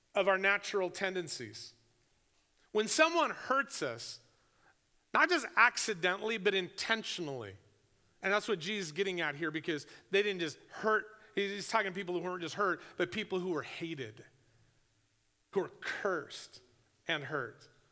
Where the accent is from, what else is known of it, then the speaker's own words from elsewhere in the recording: United States; I'm, I'm an American